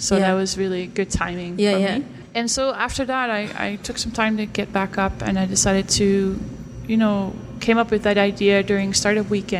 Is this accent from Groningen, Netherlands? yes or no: yes; Stadskanaal, Groningen, Netherlands; I'm from the north of the Netherlands.